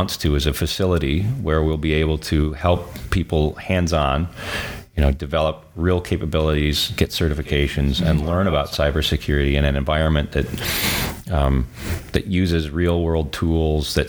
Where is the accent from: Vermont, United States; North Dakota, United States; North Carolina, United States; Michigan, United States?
Michigan, United States; Marquette; moved away as an adult; also born or lived in California / New Zealand; I had a couple kids and wanted to raise them where I was raised. And so I moved back to Marquette